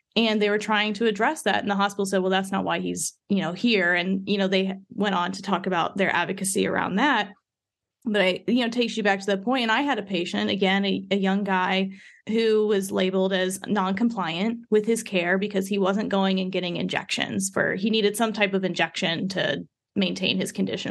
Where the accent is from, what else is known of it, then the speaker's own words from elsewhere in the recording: Midwest, United States; I grew up in the Midwest